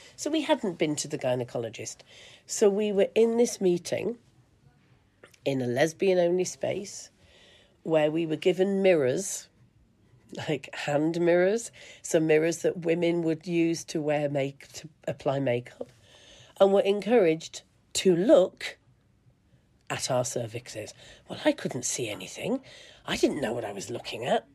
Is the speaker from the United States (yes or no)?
no; England, United Kingdom; I grew up in England, in the UK